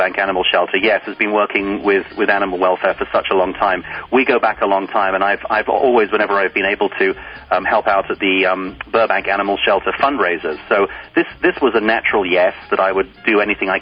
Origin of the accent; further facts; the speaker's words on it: United Kingdom; accent: English; moved away as an adult; now in United States; I'm British